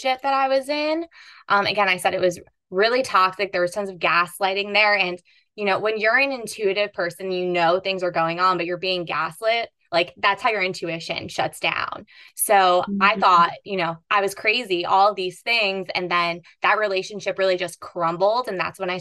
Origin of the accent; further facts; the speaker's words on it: East Coast, United States; I grew up on the East Coast in a very Catholic family